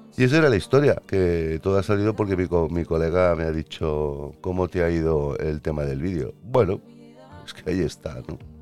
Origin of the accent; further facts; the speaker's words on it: Catalonia, Spain; Yo soy catalán